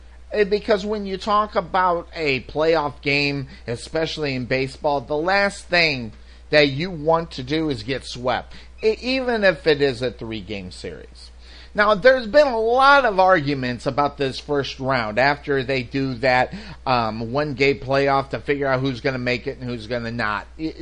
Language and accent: English; Illinois, United States; now in Texas, United States; as a Cub fan growing up, as I grew up in Illinois